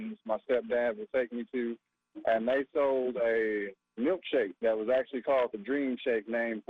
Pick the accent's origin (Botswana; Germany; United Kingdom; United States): United States; Houston, Texas; moved away as an adult; now in Durham, United States; I'm a transfer from Houston. I've been in Durham for about 7 years now, but growing up in Houston